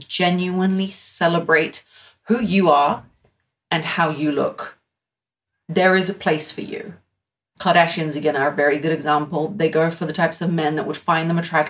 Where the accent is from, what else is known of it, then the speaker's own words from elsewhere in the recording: United Kingdom; I'm British